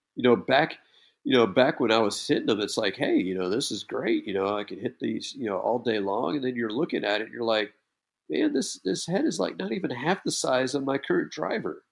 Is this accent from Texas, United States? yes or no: yes; Texas, United States; being from Texas